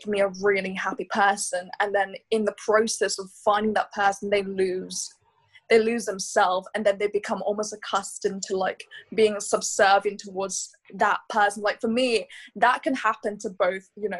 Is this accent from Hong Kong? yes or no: yes; Hong Kong; growing up in Hong Kong, going into an international school, I went to a school called West Island School